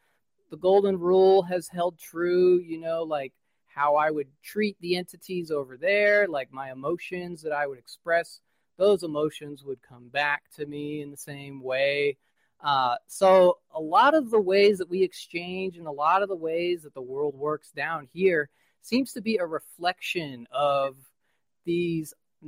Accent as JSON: {"language": "English", "region": "West Coast", "country": "United States", "said": "I am from West Coast."}